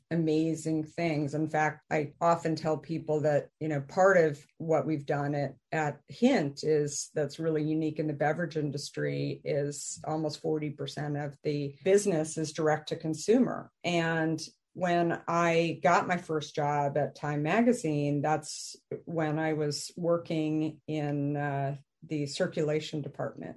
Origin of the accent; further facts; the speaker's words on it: Arizona, United States; moved away; also born or lived in New York / San Francisco; I grew up in Arizona